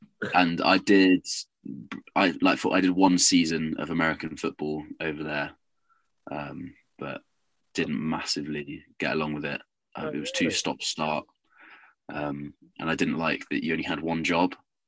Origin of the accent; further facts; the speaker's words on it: Inverness, Scotland, United Kingdom; born there; also born or lived in Dartmouth / London / United States; So I was born in Inverness, lived there for 2 years, then moved down to Dartmouth, which is sort of Devon way, down near Plymouth.